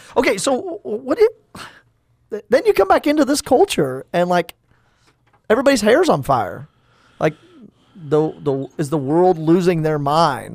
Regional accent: Tulsa, Oklahoma, United States; now in Stillwater, United States; I was born in Tulsa, Saint Francis Xavier Hospital

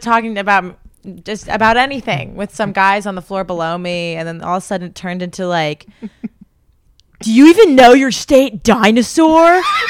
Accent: Connecticut, United States; I'm from Connecticut.

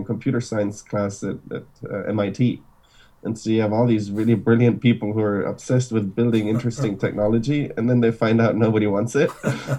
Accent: Munich, Bavaria, Germany; moved away as an adult; now in San Francisco, United States; So I was born in Germany, in Munich. My parents are from Argentina, so super international family. Born and raised in Germany

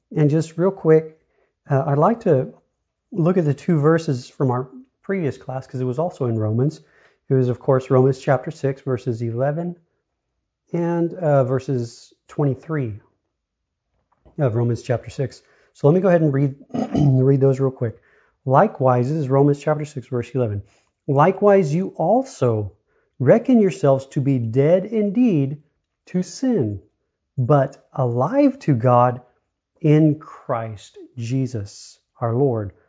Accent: United States; I am born an American of the United States

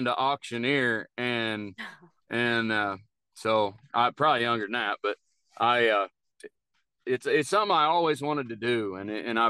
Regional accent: Pleasant Hill, Missouri, United States; I grew up in Pleasant Hill, Missouri

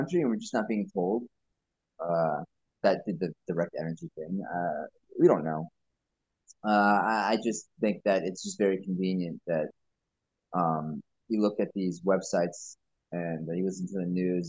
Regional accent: Space Coast, Florida, United States; now in New York, United States; I grew up in the Space Coast area before moving to New York

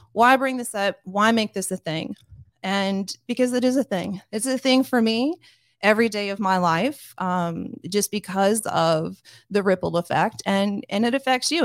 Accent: Grandview, Missouri, United States; my hometown, uh, to give you just a little bit of, of background, Grandview, Missouri is kind of a working class suburb of Kansas City. And I went to school with basically the same people from kindergarten all the way up to high school

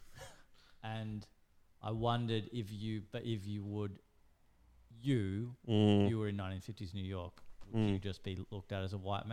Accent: Taranaki, New Zealand; now in Melbourne, Australia

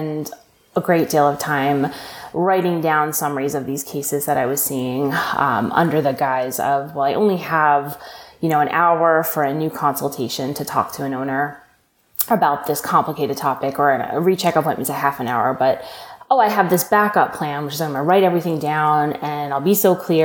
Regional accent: Long Island, New York, United States; also born or lived in Ithaca, New York / Maryland; I grew up on Long Island. I'm from New York

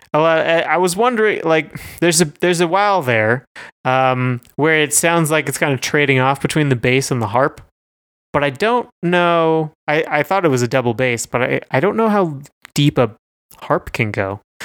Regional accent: Canada; we're both Canadian.

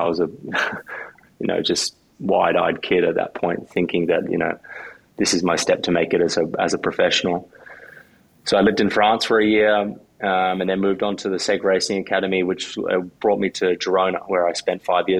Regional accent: Noosa, Queensland, Australia; also born or lived in Dumfries, Scotland; now in Spain; I grew up in Noosa, Queensland

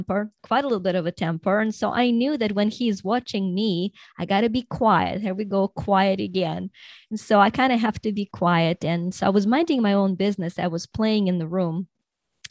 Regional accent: Ukraine; I was born in Soviet Union in Ukraine, which is now Ukraine, but was a part of the Soviet Union.

